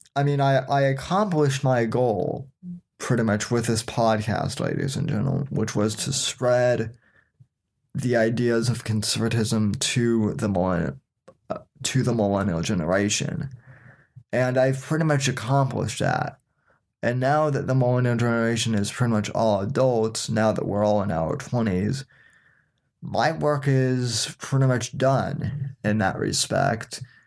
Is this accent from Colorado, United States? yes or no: yes; Denver, Colorado, United States; moved away as an adult; now in Florida, United States; I was born and raised in Denver, Colorado, and lived there pretty much my whole entire life until the age of eighteen